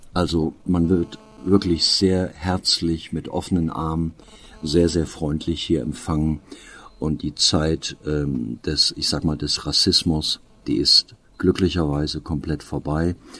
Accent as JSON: {"language": "German", "region": "Eifel", "country": "Germany", "said": "bei uns in der Eifel"}